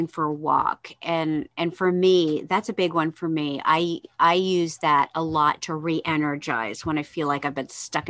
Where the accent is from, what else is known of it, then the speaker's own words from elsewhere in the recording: New Jersey, United States; I grew up in New Jersey